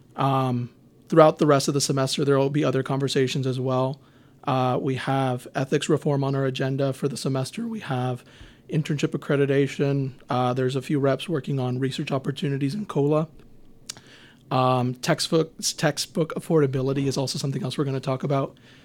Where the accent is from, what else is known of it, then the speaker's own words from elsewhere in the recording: Houston, Texas, United States; I'm from Houston. I will always rep H-Town